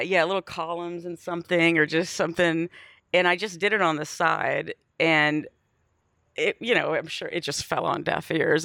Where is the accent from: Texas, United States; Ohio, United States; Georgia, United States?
Texas, United States; Bay City; moved away; also born or lived in Wharton, Texas / Austin, Texas; I grew up in Bay City, Texas